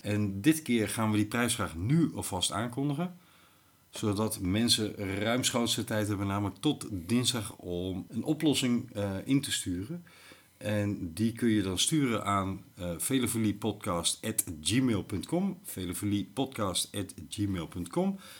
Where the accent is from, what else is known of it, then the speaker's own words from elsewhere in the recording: Limburg, Netherlands; moved away; also born or lived in Lelystad; ik ben in katholiek Limburg geboren